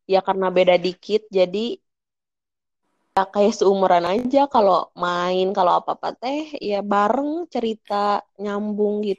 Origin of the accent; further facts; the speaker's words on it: Bandung, West Java, Indonesia; enggak di Bandung